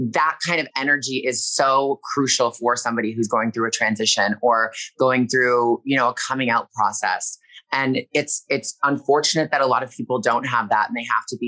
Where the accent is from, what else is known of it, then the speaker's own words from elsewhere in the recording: Toronto, Ontario, Canada; now in Los Angeles, United States; I'm from Toronto and I live here in LA.